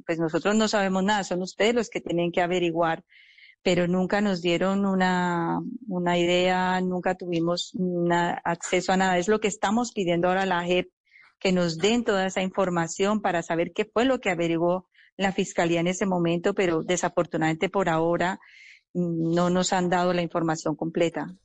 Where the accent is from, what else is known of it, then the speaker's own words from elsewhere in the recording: Colombia; como colombianos